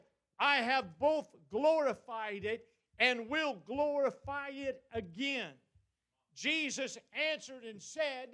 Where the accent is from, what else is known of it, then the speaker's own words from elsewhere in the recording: United States; we as American, as Christian Americans